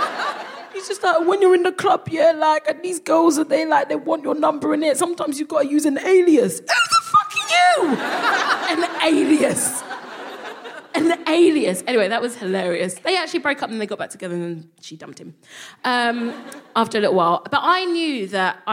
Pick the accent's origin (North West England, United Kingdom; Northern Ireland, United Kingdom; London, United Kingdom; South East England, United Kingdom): London, United Kingdom; I would call myself a Nigerian Londoner because I felt like London was such, that was my identity